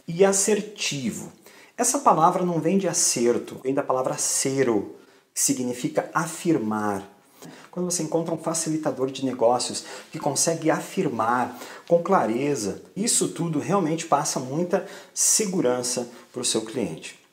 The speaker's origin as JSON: {"language": "Portuguese", "country": "Brazil", "tie": "born or raised there", "moved": "as an adult", "lives_now": "Portugal", "said": "morei a vida inteira no Brasil"}